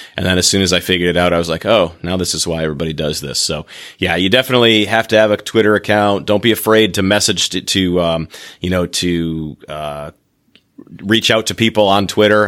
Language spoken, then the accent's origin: English; Michigan, United States; moved away; I'm from Michigan and I like to go back there